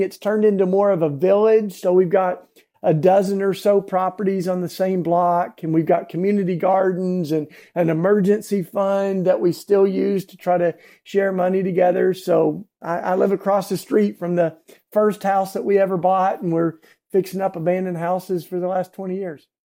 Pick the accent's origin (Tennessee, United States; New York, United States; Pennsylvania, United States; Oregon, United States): Tennessee, United States; East; now in Philadelphia, United States; I grew up in East Tennessee, down south, and what we call the Bible Belt